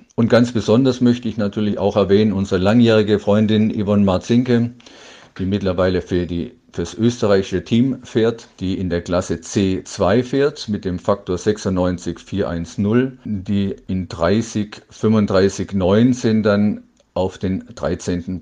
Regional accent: Dortmund, North Rhine-Westphalia, Germany; aus meiner Heimat hier in Dortmund

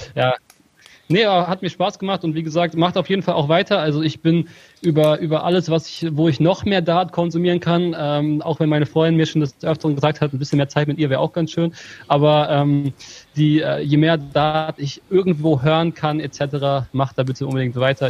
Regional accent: Hameln, Lower Saxony, Germany; Ich bin Ham äh, in Hameln geboren

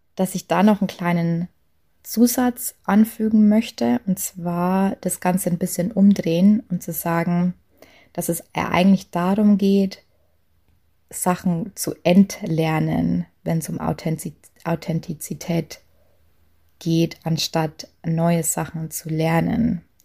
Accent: Lower Bavaria, Germany; accent: Lower Bavarian dialect; moved away; ich komme ursprünglich aus, aus Niederbayern und habe auch ähm, spreche auch zu Hause immer Dialekt

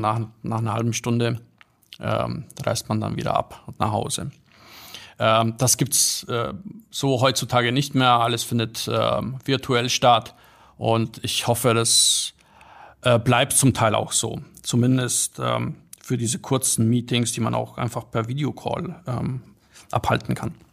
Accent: Bad Griesbach, Bavaria, Germany; also born or lived in Poland / Munich; ich bin aufgewachsen in Bad Griesbach. Das ist so ein Kaff mit paar tausend Einwohnern

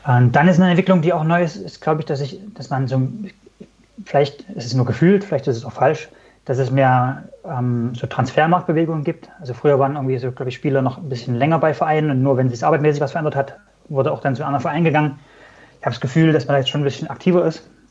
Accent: Germany; als Deutscher

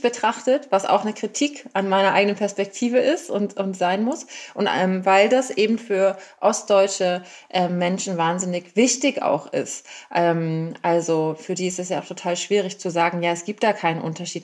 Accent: Germany; now in Berlin, Germany; ich bin eine weiße äh, Frau, die in Deutschland geboren ist

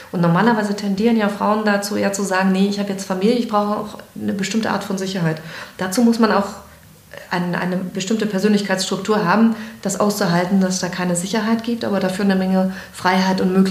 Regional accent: Greifswald, Mecklenburg-Vorpommern, Germany; born there; also born or lived in Frankfurt / Berlin / Hamburg; Ich bin in Greifswald geboren, habe dann in Straße studiert und bin weggegangen.

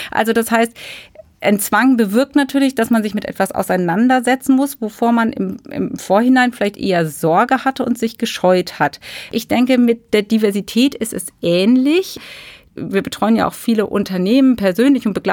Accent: Germany; Und ja, da sind wir nicht so sehr begeistert von als Deutsche.

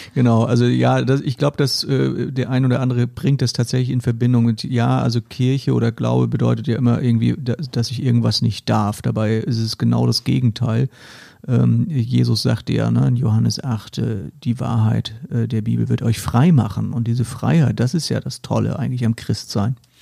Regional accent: Hesse, Germany; in Hessen sagen wir

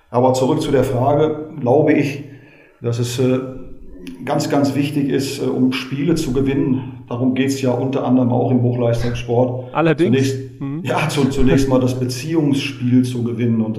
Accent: Westerkappeln, North Rhine-Westphalia, Germany; also born or lived in Gelsenkirchen; Äh, Sie müssen wissen, dass ich äh, gebürtiger Gelsenkirchener bin und durch den Beruf meines Vaters dann ab dem neunten Lebensjahr in Westerkappeln bei Osnabrück gelebt habe, da auch angefangen bin, Fußball zu spielen.

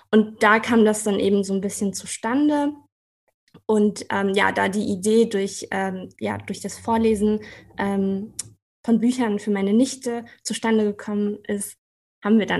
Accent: Kassel, Hesse, Germany; now in Marburg, Germany; Ähm, ich komme aus Kassel, bin auch in Kassel zur Schule gegangen und bin eben jetzt für die Promotion äh, nach Marburg gezogen.

